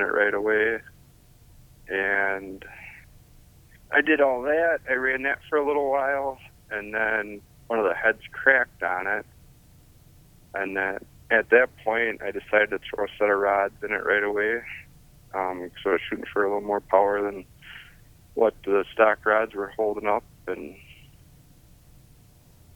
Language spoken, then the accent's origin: English; Hubertus, Wisconsin, United States; I'm from Hubertus, Wisconsin, which is about 20 miles north of Milwaukee